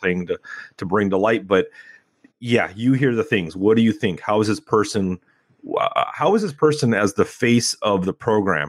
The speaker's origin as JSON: {"language": "English", "town": "Temecula", "region": "California", "country": "United States", "tie": "born or raised there", "also_born_or_lived": "Pasadena / San Gabriel Valley", "said": "I grew up in Temecula"}